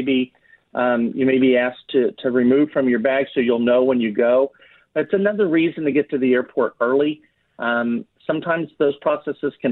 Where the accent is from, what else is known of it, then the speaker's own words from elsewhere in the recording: Texas, United States; I'm in Texas, and I'm Texan